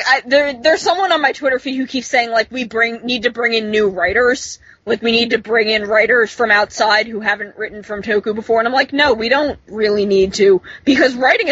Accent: New Jersey, United States; I'm from New Jersey. I have lived my whole life in New Jersey.

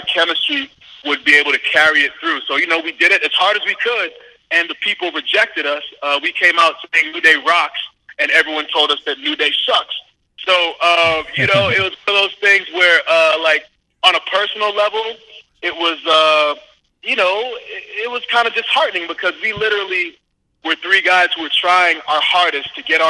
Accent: Winchester, Massachusetts, United States; moved away; I grew up in Winchester, Massachusetts, and then I also went to Boston College

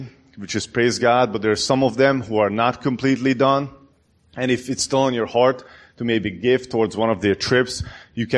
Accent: Hungary; moved away; I'm from Hungary

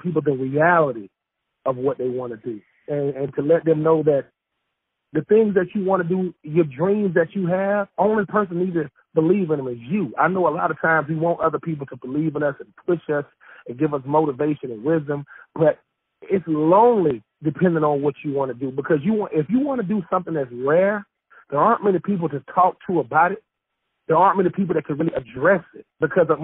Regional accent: Swainsboro, Georgia, United States; born or raised there; moved away

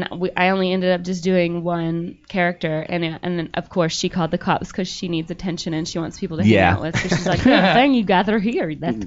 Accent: Calhoun, Georgia, United States; I'm from Calhoun, Georgia.

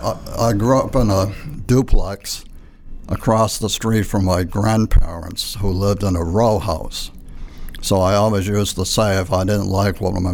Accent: Clinton, Massachusetts, United States; now in Pacific, United States; I was born and raised in Clinton, Massachusetts. Now, Clinton is in Worcester County, and we're about 35 miles west of Boston.

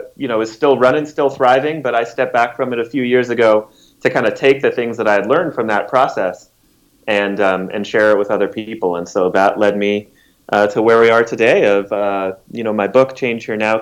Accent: Denver, Colorado, United States; also born or lived in New York City; I was born and raised here in Denver

